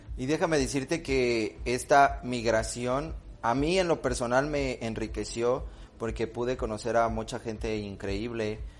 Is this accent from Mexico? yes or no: yes; Xalapa, Veracruz, Mexico; Yo soy de Jalapa